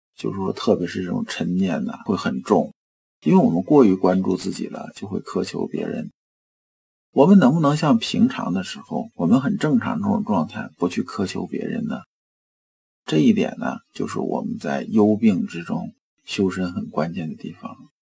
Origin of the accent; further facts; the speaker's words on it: China; 我们中国人